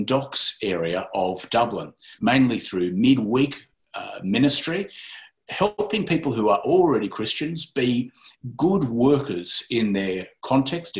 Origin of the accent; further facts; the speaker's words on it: Sydney, New South Wales, Australia; now in Ireland; Originally from Sydney, Australia